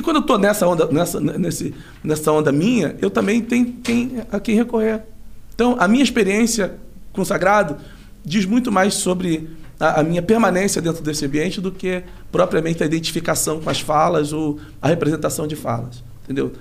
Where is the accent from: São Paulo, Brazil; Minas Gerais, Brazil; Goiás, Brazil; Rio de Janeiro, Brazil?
Rio de Janeiro, Brazil; São Gonçalo; moved away; also born or lived in Goiânia / Brasília; Eu sou de São Gonçalo, que é uma cidade encostada ali em Niterói. Niterói. E numa, num morro chamado Morro da Coreia. Nasci nesse morro